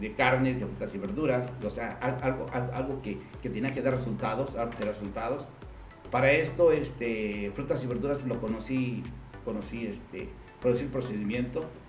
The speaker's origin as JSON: {"language": "Spanish", "region": "Aguascalientes", "country": "Mexico", "tie": "born or raised there", "said": "Soy de Aguascalientes. Mis padres son hidrocálidos"}